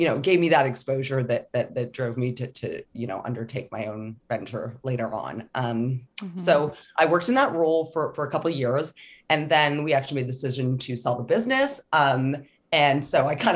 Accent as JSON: {"language": "English", "town": "Toronto", "region": "Ontario", "country": "Canada", "also_born_or_lived": "Scotland", "said": "I'm from Toronto"}